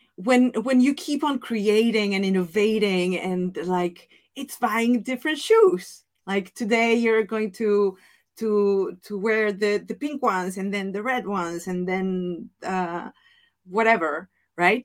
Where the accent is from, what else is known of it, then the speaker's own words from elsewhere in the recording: Mexico; accent: Mexican; English is a second language; moved away as an adult; also born or lived in Italy; now in Netherlands; my Spanish accent, my Mexican accent